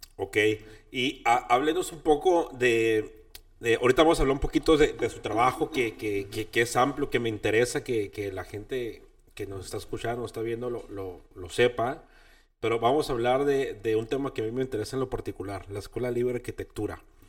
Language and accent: Spanish; Baja California Sur, Mexico; moved away as an adult; now in Tijuana, Mexico; yo soy de Baja California